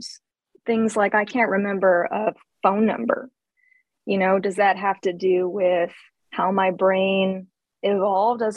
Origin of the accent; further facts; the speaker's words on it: Surrey, British Columbia, Canada; I was born in British Columbia in Canada. In Surrey.